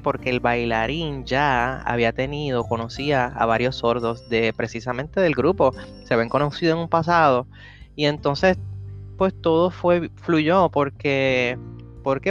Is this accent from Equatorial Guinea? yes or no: no; Puerto Rico; nosotros somos boricuas o latinos